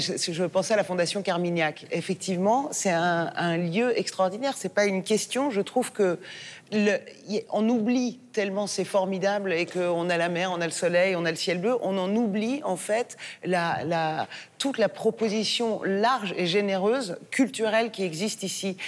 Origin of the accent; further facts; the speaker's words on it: France; also born or lived in Iran (ancestry); en tant que française d'origine iranienne